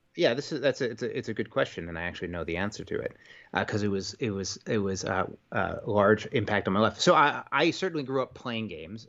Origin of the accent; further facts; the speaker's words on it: New York, United States; moved away; I'm from New York originally.